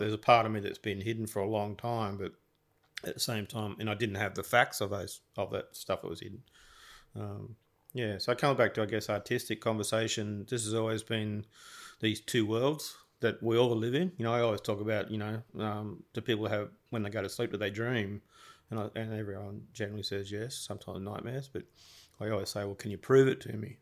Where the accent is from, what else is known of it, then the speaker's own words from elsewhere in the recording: Gold Coast, Queensland, Australia; growing up on the Gold Coast, everyone generally is, like, suntanned